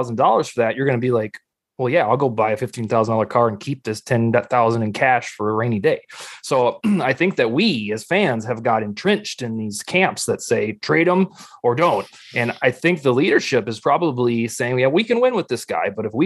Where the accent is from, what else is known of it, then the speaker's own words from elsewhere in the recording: South Dakota, United States; moved away; so I was born here in South Dakota, and I moved away for, 30 years. Came back in 2012